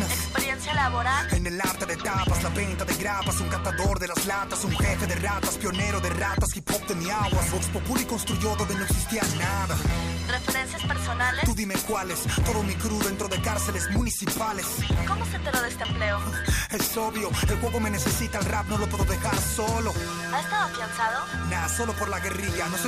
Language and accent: Spanish; Mexico; Soy más mexicano que las narcofosas.